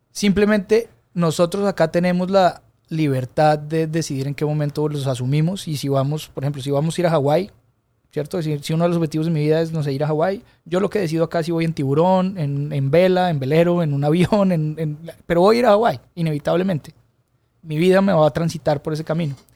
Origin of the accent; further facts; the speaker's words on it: Colombia; mi santuario de la música de rumba colombiana, de donde vengo yo, de mis raíces, de lo que crecí oyendo, de lo que entendemos como fiesta